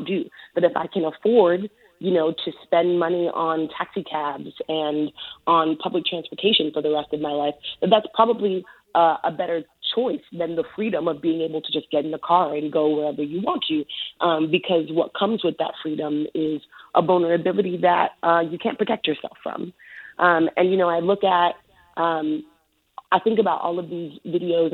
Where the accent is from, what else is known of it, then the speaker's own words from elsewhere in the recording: New York City, New York, United States; I grew up in New York City. I grew up in the Bronx. I grew up in the South Bronx